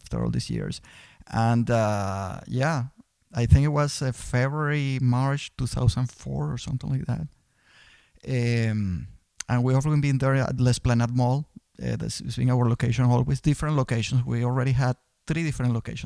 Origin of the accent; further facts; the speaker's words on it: Venezuela; moved away as an adult; also born or lived in Boston; now in United States; I'm originally from Venezuela. I came to the U.S. in 92